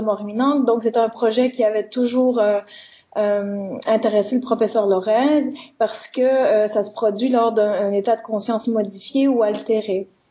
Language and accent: French; Quebec, Canada; moved away as an adult; now in Liège, Belgium; je suis canadienne, hein, donc je suis québécoise, et je suis venue à Liège il y a trois ans